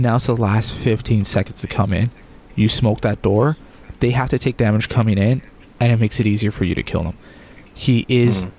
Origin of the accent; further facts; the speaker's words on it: Canada; as a Canadian